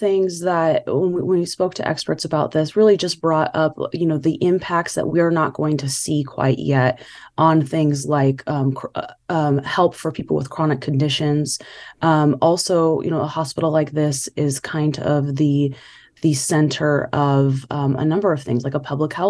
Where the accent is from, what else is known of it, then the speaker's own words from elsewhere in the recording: Bakersfield, California, United States; I grew up in Bakersfield, and you know, it's bigger than Madera.